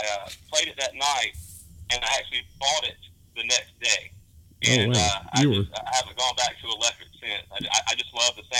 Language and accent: English; Caledonia, Mississippi, United States; I'm from Caledonia.